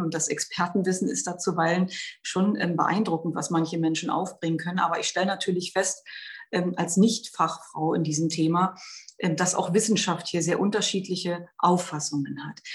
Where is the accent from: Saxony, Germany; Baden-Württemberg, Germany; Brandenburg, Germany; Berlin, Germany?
Brandenburg, Germany; bei uns in Brandenburg